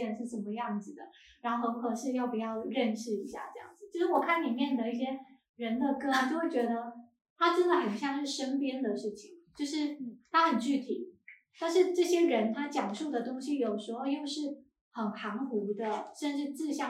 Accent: Xiamen, Fujian, China; 我可能我不是漳州人，我也跟城关好像离得有有点远。然后我是一个厦门人，但是我是在我是在岛外，我小时候在岛外，然后后面再到岛内的

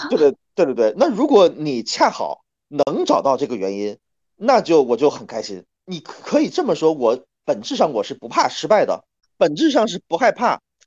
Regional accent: Northeast China, China; 因为我是个东北人啊，我是八九年的东北人，三十多岁

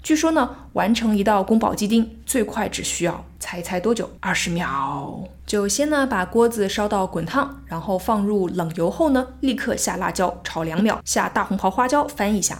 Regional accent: China; 我们中国人

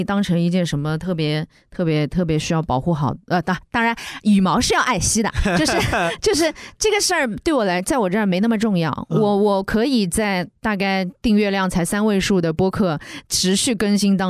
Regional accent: Shanghai, China; 我在上海待了这么久，我就出生在上海

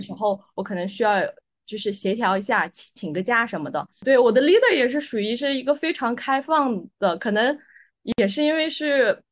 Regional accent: Aksu, Xinjiang, China; also born or lived in United Kingdom / Malaysia / Shenzhen; now in Shanghai, China; 我来自新疆阿克苏，是一个南疆城市。那目前呢，我在上海。我之前呢，也是在英国和马来西亚留学过。然后来上海之前呢，我是在深圳待过，呃，一段时间。那我现在是在一家，呃，面向区块链技术的一个创业团队做项目经理

